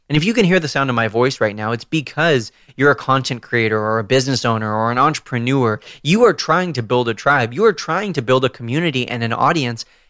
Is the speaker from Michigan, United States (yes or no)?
no; Southern California, United States; moved away as an adult; also born or lived in Washington, D.C.; I was born and raised in Southern California